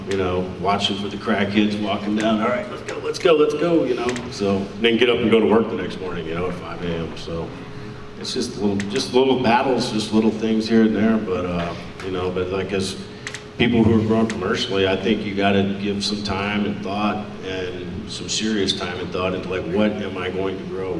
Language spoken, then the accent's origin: English; Richmond, Virginia, United States; I'm from Richmond, Virginia, as well